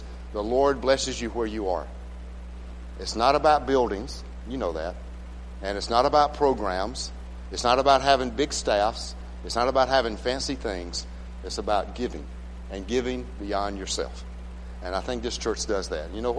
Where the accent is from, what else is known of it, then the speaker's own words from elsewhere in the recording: Phenix City, Alabama, United States; moved away as an adult; also born or lived in Malawi / South Africa / Alaska; I'm from Phoenix City